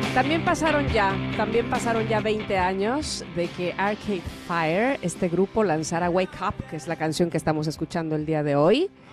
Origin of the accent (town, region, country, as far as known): Mexico